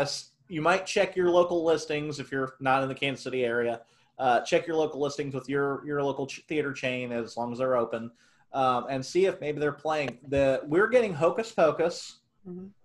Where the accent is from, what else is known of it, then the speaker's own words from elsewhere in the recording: Mexico; As a Mexican